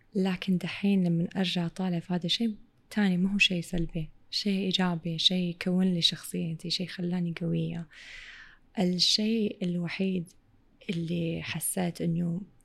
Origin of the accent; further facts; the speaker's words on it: Saudi Arabia; Arabic is a second language; also born or lived in England; بعد ان امي وابوي اتطلقوا وابوي اخذني السعوديه جيت على السعوديه وقتها ما كنت اتكلم عربي ابدا ابدا